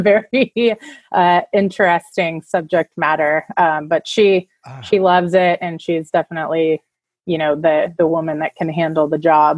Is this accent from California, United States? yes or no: yes; Davis, California, United States; I grew up in Davis, California. So everyone thinks of just UC Davis, but I actually grew up there.